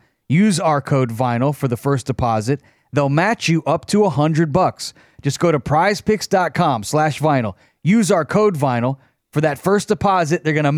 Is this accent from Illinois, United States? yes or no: yes; Chicago, Illinois, United States; I'm from Chicago